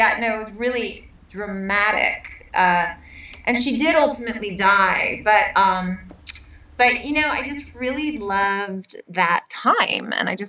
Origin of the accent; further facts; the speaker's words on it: Bay Area, California, United States; I'm from the Bay Area.